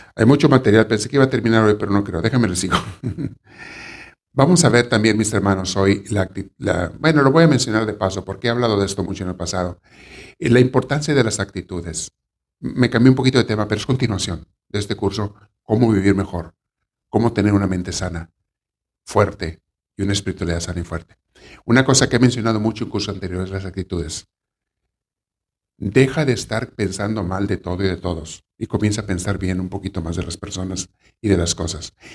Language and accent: Spanish; Mexico; en mi pueblo, en México, donde me creé niño